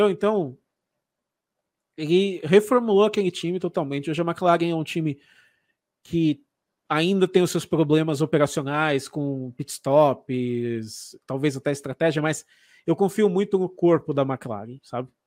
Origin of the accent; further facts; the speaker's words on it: Paraná, Brazil; now in Santa Catarina, Brazil; Eu sou paranaense. Paranaense, mas você mora em Santa Catarina hoje. moro em Santa Catarina